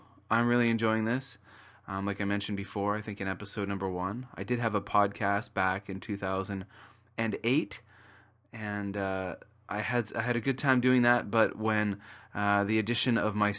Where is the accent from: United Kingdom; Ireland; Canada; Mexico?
Canada; now in Kobe, Japan; coming to you from Kobe, Japan. And I'm a Canadian living and working in Japan.